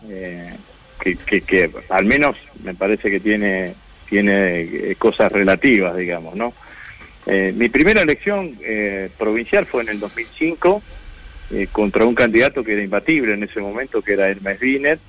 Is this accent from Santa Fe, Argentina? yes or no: yes; Vera, Santa Fe, Argentina; mi pueblo, en Vera